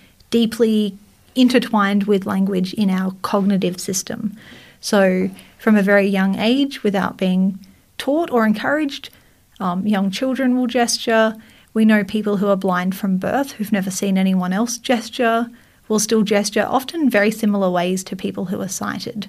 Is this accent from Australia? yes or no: yes; Australia; accent: Australian; choose to sound less Australian